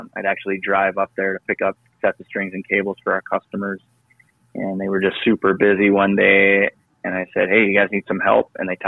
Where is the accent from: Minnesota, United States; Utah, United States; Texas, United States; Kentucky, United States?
Minnesota, United States; also born or lived in Duluth; I grew up in Northwest Minnesota. Went to school and on the other side of the state in Duluth, right off of Lake Superior.